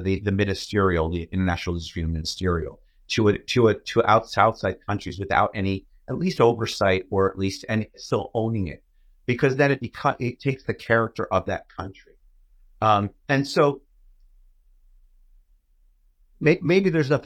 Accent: New York, United States; I'm a New Yorker

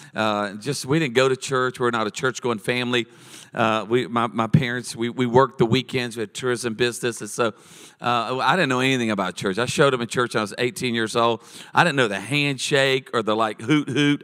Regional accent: Charlotte, North Carolina, United States; now in San Diego, United States; I was born in Charlotte

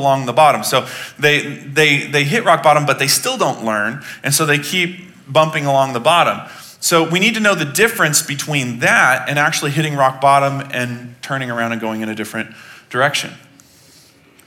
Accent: Texas, United States; I was born in Texas

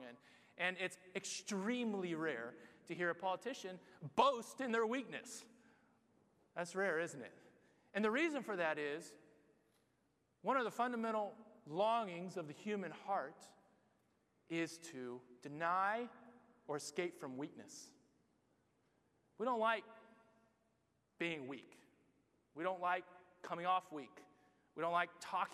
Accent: United States; moved away as an adult; now in Barcelona, Spain; I'm from America

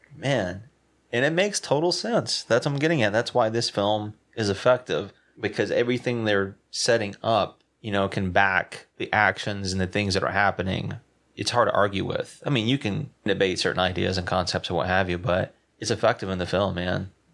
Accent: South Carolina, United States; I'm from South Carolina

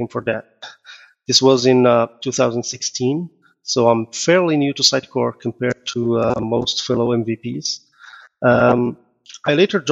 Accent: Morocco; now in Canada; I am originally from Morocco. I moved to Canada in 2005, became citizen in 2014.

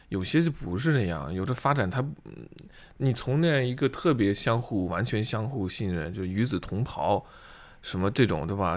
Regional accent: China; 我作为中国人

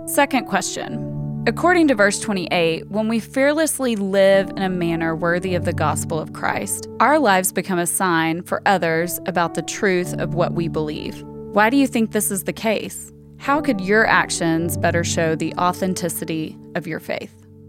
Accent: Hendersonville, Tennessee, United States; accent: Southern; now in Chicago, United States; I was born and raised in Hendersonville, Tennessee, which is just, like, twenty miles north of Nashville

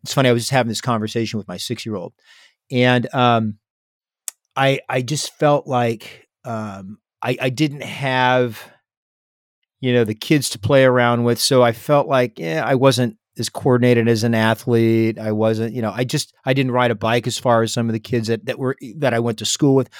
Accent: San Diego, California, United States; growing up in San Diego, I was on the water

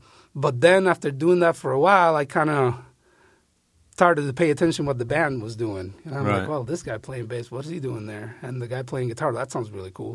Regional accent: Puerto Rico; moved away as an adult; also born or lived in Iowa; I was born and raised in Puerto Rico

